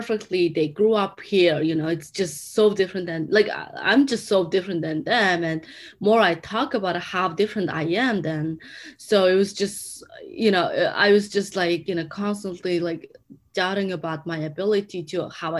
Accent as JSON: {"language": "English", "country": "Mongolia", "second_language": "English", "moved": "as an adult", "lives_now": "United States", "said": "I'm from Mongolia"}